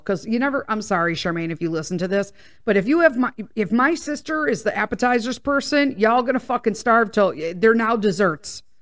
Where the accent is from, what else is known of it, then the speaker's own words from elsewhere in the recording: Midwest, United States; we're from the Midwest, so we say pop, soda